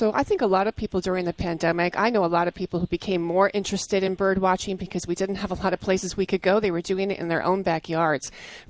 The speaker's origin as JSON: {"language": "English", "region": "New Jersey", "country": "United States", "tie": "born or raised there", "said": "I grew up in New Jersey"}